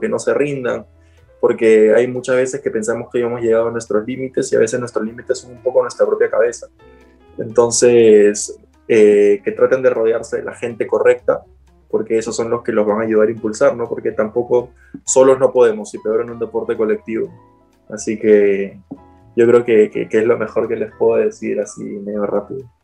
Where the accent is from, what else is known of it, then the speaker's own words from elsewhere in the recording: Peru; yo soy peruano